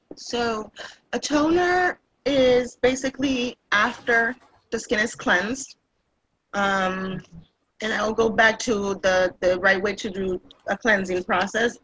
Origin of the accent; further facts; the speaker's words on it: Puerto Rico; moved away as an adult; now in Massachusetts, United States; I was raised in Puerto Rico. I've been in, eh, here in the United States for about 26 years.